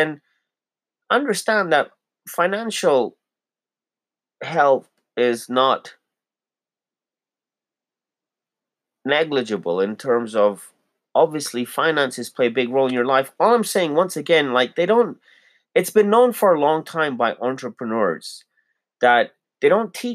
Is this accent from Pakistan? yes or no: yes; Pakistan; also born or lived in Toronto, Canada; now in Calgary, Canada; I'm a Pakistani Muslim